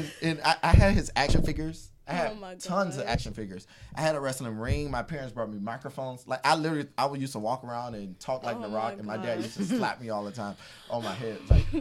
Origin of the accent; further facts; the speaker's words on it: Miramar, Florida, United States; I grew up in Miramar